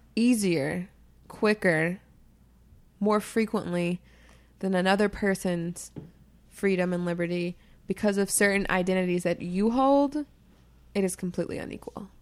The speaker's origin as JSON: {"language": "English", "country": "United States", "said": "being an American, being African American, being a woman"}